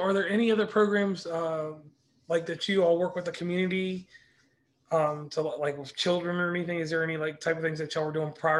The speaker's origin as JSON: {"language": "English", "town": "Lynchburg", "region": "Virginia", "country": "United States", "said": "I am originally from a city called Lynchburg, Virginia."}